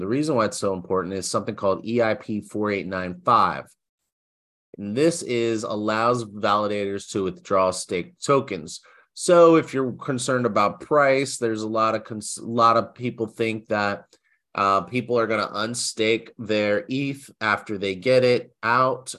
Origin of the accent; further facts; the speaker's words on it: United States; as an American citizen